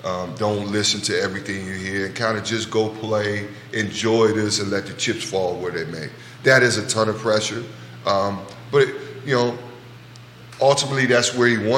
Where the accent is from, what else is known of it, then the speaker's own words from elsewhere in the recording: Richmond, Virginia, United States; from my hometown, the RVA